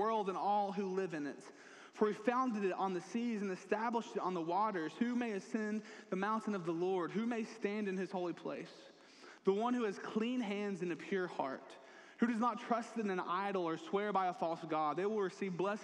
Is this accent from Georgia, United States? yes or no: yes; Dalton, Georgia, United States; moved away as an adult; now in East Alabama, United States; growing up in North Georgia in a little town called Dalton, I was around the mountains a pretty good bit